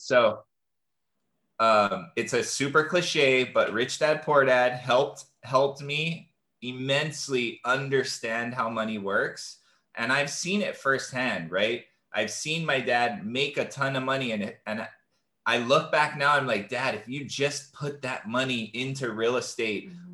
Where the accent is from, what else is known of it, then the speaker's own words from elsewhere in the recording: Hawaii, United States; growing up in Hawaii, and I'm a native Hawaiian um, from this land